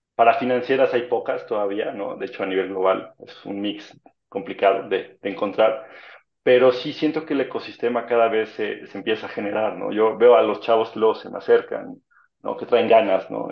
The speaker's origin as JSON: {"language": "Spanish", "country": "Mexico", "said": "éramos como 200 mexicanos"}